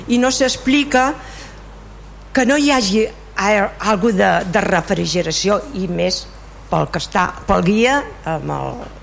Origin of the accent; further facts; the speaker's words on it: Vilassar de Mar, Catalonia, Spain; sóc de Vilassà, vaig néixer a Vilassà